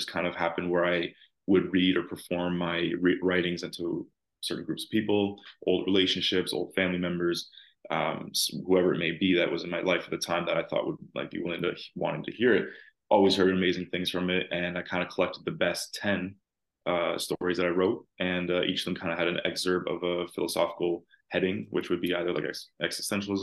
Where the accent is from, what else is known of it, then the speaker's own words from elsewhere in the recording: Toronto, Ontario, Canada; I'm from Toronto, Canada, and a little bit outside the actual city